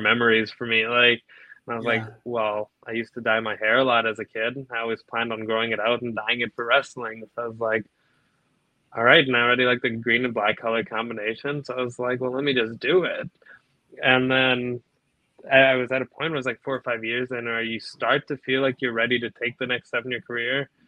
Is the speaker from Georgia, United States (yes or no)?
no; Naperville, Illinois, United States; I'm from Naperville